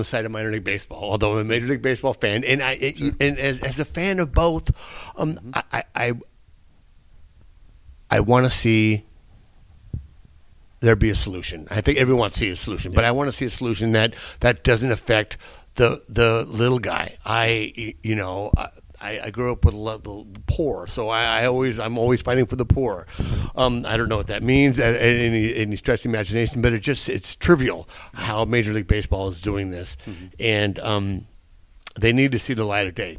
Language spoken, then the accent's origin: English; San Diego, California, United States; bringing them back to San Diego, my hometown